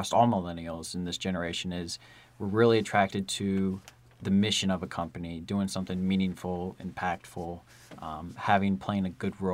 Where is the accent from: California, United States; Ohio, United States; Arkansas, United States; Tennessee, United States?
Ohio, United States; Dayton; Born and raised in Dayton, Ohio.